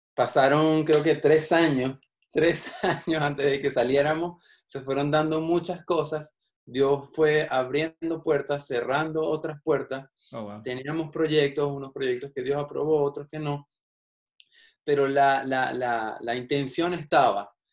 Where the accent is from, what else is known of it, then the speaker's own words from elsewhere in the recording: Caracas, Capital District, Venezuela; moved away; Yo soy de Caracas, de la capital de Venezuela.